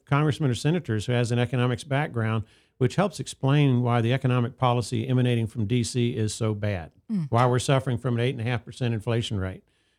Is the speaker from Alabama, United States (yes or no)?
yes; Huntsville, Alabama, United States; also born or lived in Charleston; That is correct. Still live in Southeast Huntsville. Grew up in Southwest Huntsville.